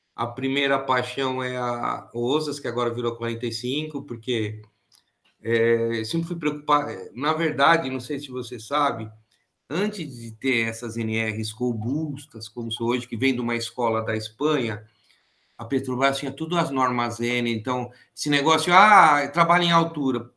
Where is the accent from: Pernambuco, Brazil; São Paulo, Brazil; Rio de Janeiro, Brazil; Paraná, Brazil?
São Paulo, Brazil; Tupã; moved away; also born or lived in ABC Paulista, São Paulo; como eu sou de Tupã, então lá a colônia japonesa era muito forte